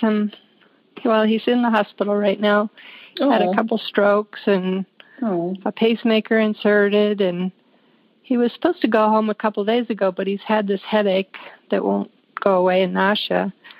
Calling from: Lakewood, Colorado, United States; From Lakewood, Colorado.

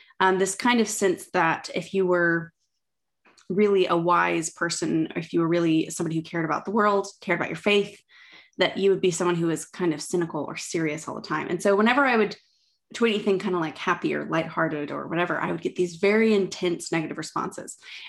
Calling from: Oxford, South East England, United Kingdom; I am Zooming in from my flat in Oxford.

